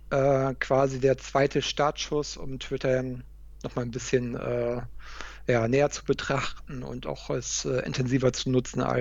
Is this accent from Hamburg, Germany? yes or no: yes; Hamburg, Germany; bei dem zweiten Event, was in Hamburg war, in meiner, in meiner Heimatstadt.